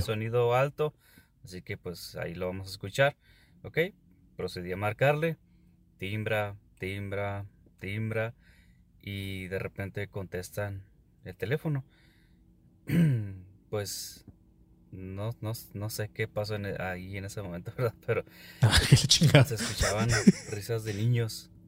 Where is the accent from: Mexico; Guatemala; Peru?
Mexico; Ciudad Juárez, Chihuahua; soy de Ciudad Juárez